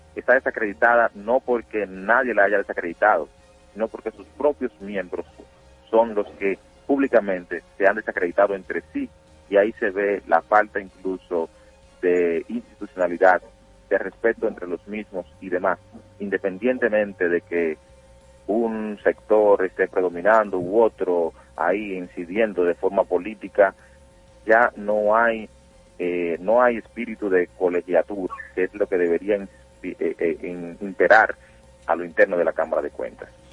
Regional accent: Dominican Republic; nosotros como dominicanos

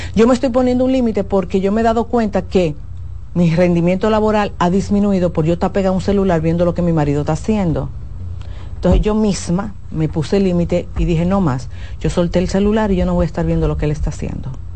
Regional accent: Dominican Republic

